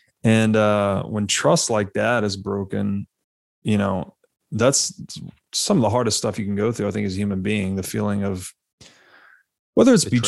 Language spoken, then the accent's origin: English; Tennessee, United States; moved away; also born or lived in Las Vegas; I grew up in Tennessee.